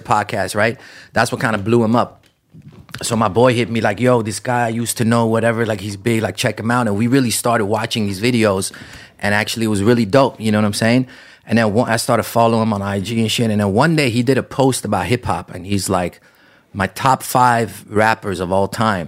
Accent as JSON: {"language": "English", "town": "Amsterdam", "region": "North Holland", "country": "Netherlands", "tie": "born or raised there", "moved": "as an adult", "lives_now": "United States", "said": "I grew up in Amsterdam, right? It was almost no Armenians. I didn't have a single Armenian friend growing up, um, and I lived there till I was 18"}